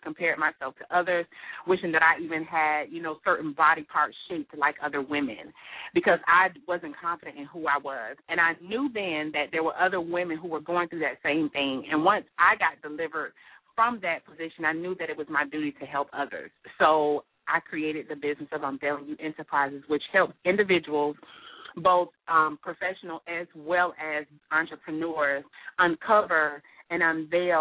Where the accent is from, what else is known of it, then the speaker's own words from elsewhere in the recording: Miami, Florida, United States; I'm born and raised in Miami, Florida.